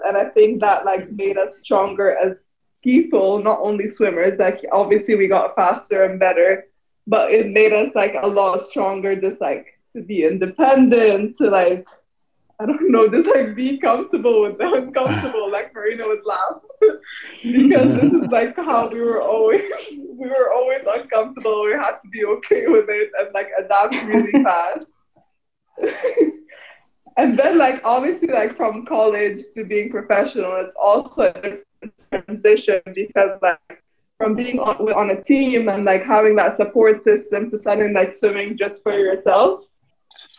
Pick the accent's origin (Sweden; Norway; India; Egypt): Egypt; Cairo; moved away as an adult; also born or lived in California; I came from Egypt